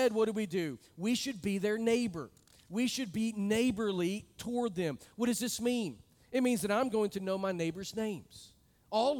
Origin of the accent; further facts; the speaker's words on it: United States; moved away; I come from a part of the country that has a large Hispanic immigration group.